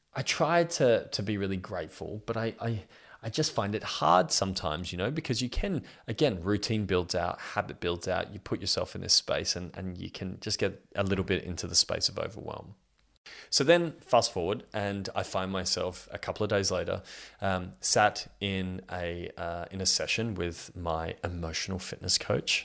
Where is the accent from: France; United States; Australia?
Australia; I'm 32 years old and I'm from Australia.